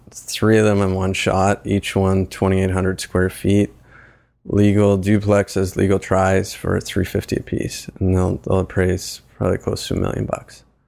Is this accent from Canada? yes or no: yes; East Coast, Canada; moved away as an adult; also born or lived in Waterloo / Toronto; now in Hamilton, Canada; I'm from the East Coast. I moved up here to do my M B A at Laurier